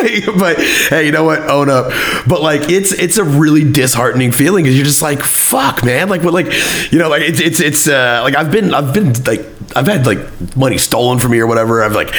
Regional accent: Germany; we grew up in Germany, like as a kid, like my parents were military, they lived over there.

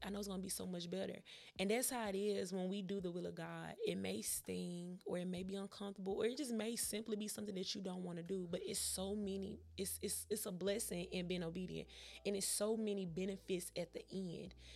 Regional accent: Memphis, Tennessee, United States; I'm from Memphis, Tennessee

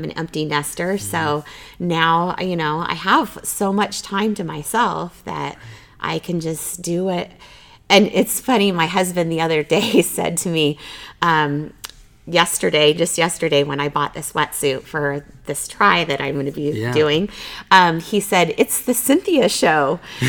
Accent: Arizona, United States; now in Boise, United States; I'm originally from Arizona where it is, you know, 365 hot.

